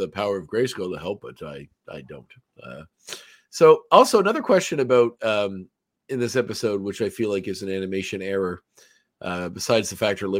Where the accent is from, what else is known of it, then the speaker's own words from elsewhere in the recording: Nova Scotia, Canada; they asked where I'm from, and being from Nova Scotia was quite a novelty over there